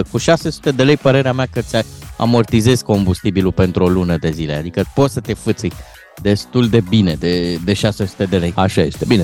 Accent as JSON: {"language": "Romanian", "country": "Romania", "said": "Da, și noi suntem români."}